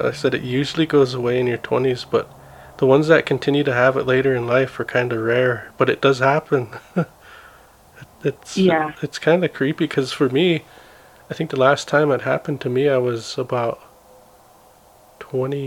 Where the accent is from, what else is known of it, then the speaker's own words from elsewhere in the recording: Blackfeet Reservation, Montana, United States; growing up on the Blackfeet Res